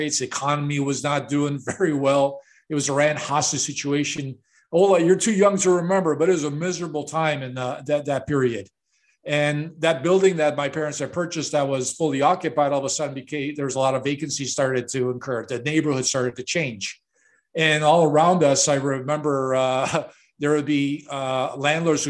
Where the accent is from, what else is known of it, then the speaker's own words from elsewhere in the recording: Chicago, Illinois, United States; I'm a product of the 1960s, and I grew up in Chicago